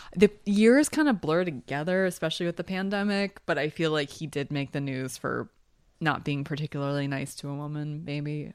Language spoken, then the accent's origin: English; Philadelphia, Pennsylvania, United States; I'm from Philly